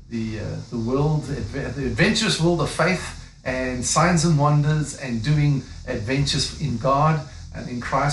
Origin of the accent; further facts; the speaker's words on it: South Africa; moved away; I'm African, you know, I'm from South Africa. That's why I've got a funny accent